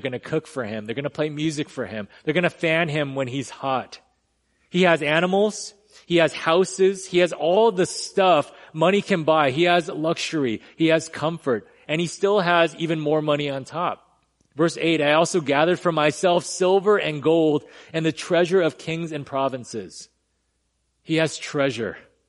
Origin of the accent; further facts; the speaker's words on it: California, United States; now in Texas, United States; So I came from California. I had to just admit that, get that off my chest. But when I first moved here, I remember everything was as they said. Everything's bigger in Texas